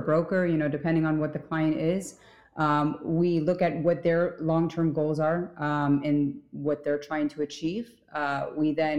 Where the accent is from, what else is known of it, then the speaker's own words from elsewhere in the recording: Miami, Florida, United States; moved away as an adult; also born or lived in New York; Originally, I was from Miami